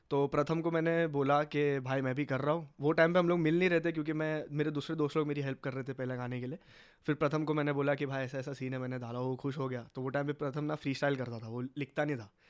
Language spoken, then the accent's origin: Hindi; Mumbai, Maharashtra, India; हम लोग का जो पिन कोड है मीरा रोड का four zero one one zero